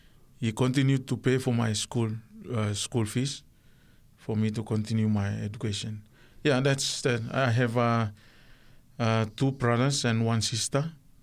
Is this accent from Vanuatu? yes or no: yes; Sanma, Vanuatu; The island is called Mavia. Yes, that's where I was. That's my island, but I was born in the Lucanville Hospital in Santo.